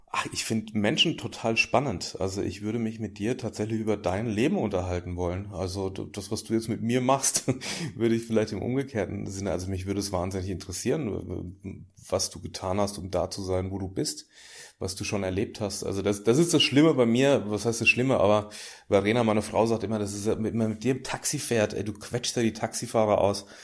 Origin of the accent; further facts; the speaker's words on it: Großwallstadt, Bavaria, Germany; now in Hamburg, Germany; meine Heimat ist natürlich da, wo ich herkomme auch, also Großwaldstadt am Main